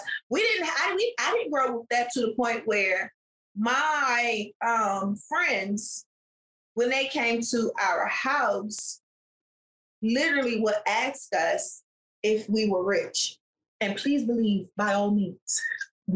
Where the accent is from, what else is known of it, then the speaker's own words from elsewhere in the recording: Washington, District of Columbia, United States; growing up in Southeast DC, that wasn't the only place I lived, but that was where I spent the bulk of my life